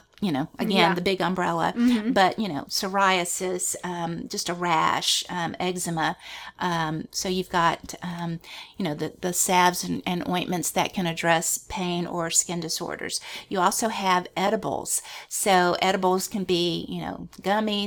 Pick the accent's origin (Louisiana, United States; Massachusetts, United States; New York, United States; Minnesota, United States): Louisiana, United States; we're from Louisiana